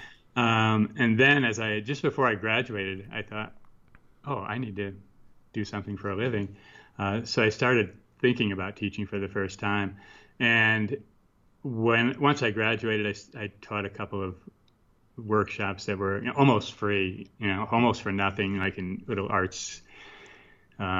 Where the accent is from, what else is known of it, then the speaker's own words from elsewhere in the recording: Connecticut, United States; moved away as an adult; now in Santa Fe, United States; I went back east first, where I'm from. I'm from Connecticut